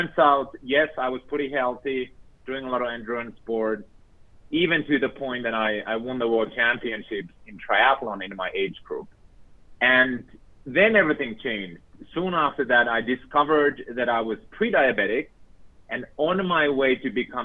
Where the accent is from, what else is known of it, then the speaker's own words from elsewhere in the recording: Finland; moved away; I was born and raised in Finland